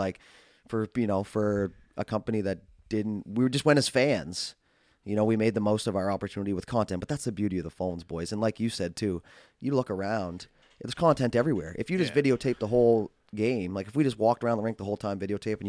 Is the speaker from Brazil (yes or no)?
no; Fairview, Canada; I don't know if it's because I'm from Fairview